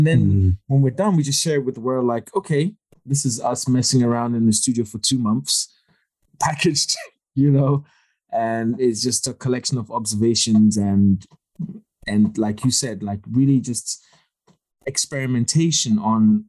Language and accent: English; Ghana; Cause of Money absolutely was just us reimagining what life was like growing up in Ghana in high school